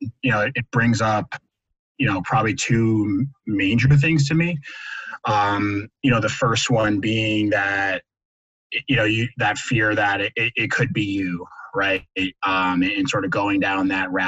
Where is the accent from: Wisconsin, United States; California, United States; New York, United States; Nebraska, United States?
New York, United States; Westchester; I grew up in New York, you know, around New York City in the Westchester area